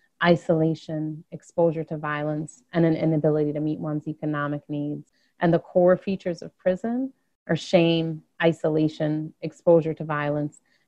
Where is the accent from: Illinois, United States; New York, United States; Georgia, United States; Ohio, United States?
Illinois, United States; Chicago; I grew up in Chicago, came of age in the late 80s and early 90s